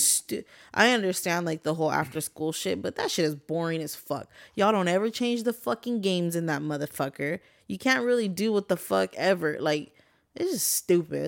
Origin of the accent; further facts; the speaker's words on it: Guadalupe, United States; moved away; growing up in Guad